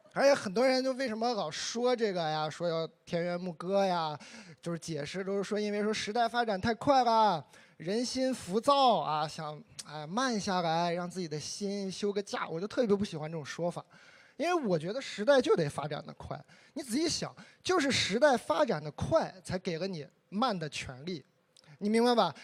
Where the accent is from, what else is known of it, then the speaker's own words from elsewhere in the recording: Inner Mongolia, China; moved away; 我是一个内蒙人